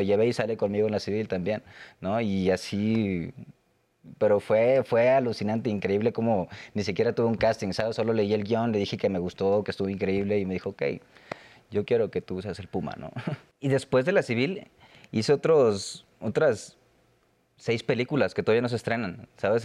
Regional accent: Monterrey, Nuevo León, Mexico; moved away as an adult; now in Mexico City, Mexico; Yo vivía en Monterrey, soy de Monterrey

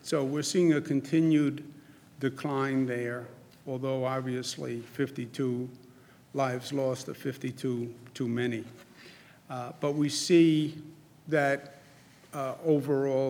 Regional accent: New York, United States; I'm from New York

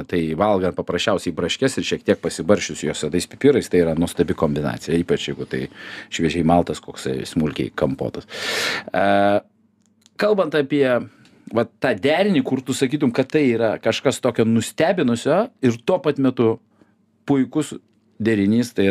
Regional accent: Vilnius, Vilnius County, Lithuania; aš kaip vilnietis

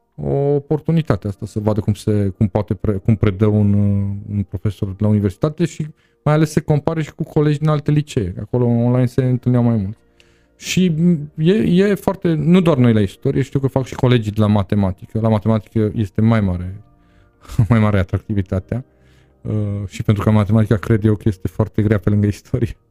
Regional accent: Târgu Mureș, Mureș County, Romania; moved away as an adult; also born or lived in Constanța; am plecat din Târgu Mureș

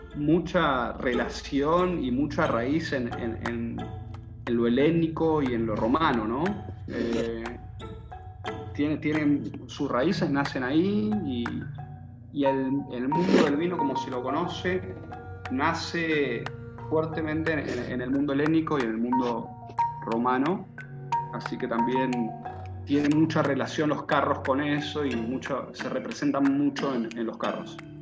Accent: Mendoza, Argentina; accent: cuyano; con mi acento cuyano que me define como mendocino

